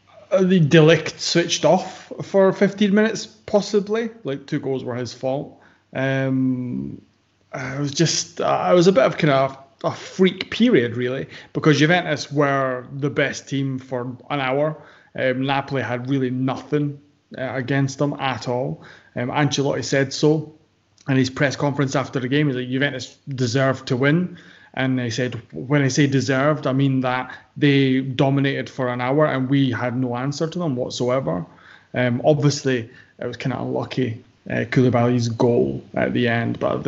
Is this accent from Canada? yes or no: no; Ireland; I'm from Ireland.